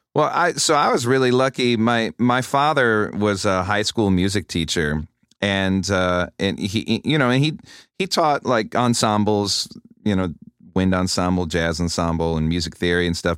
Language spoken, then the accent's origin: English; Rochester, New York, United States; if you're a drummer growing up in Rochester